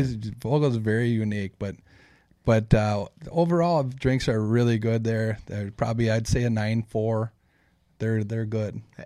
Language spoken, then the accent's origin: English; Saint Paul, Minnesota, United States; born and bred on Saint Paul's East Side